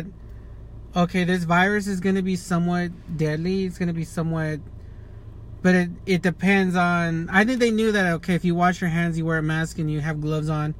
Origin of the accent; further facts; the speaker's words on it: Fontana, California, United States; I'm from Fontana, California